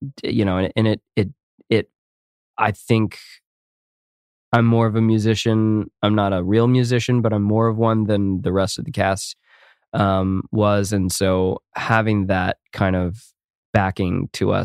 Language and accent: English; United States; I don't actually speak Spanish and I am American and I'm clearly white